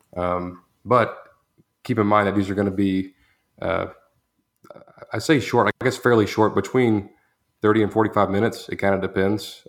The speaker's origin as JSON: {"language": "English", "town": "Groesbeck", "region": "Texas", "country": "United States", "said": "I'm from Gross Beck, Texas"}